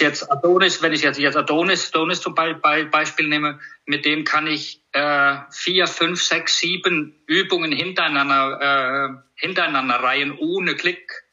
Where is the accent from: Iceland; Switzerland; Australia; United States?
Iceland; German is a second language; moved away as an adult; now in Germany; Ich komme aus, aus Island